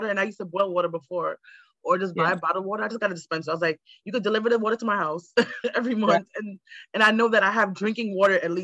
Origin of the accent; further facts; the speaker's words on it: New York City, New York, United States; I grew up in Queens and Laurelton, and they have good water. But my family's from Jamaica